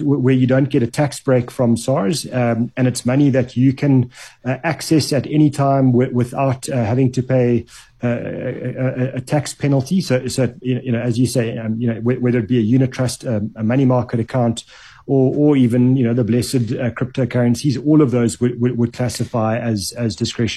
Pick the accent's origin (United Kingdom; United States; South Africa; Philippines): South Africa; as a South African over the age of 18